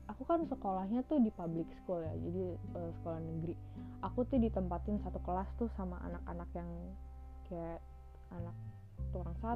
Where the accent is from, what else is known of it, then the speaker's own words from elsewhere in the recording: Indonesia; karena aku anak Asia lah ya karena aku anak Indonesia gitu jadi sedih banget sih jadi minoritas di sana